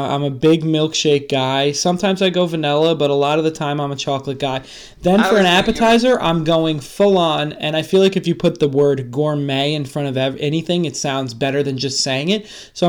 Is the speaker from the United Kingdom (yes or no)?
no; California, United States; Being born and raised in Southern California, having fajitas and sushi was a part of my entire childhood.